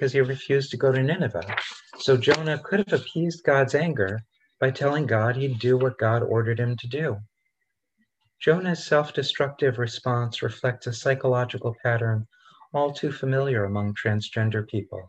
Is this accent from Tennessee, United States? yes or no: no; Rochester, New York, United States; when I was a kid growing up in Rochester, New York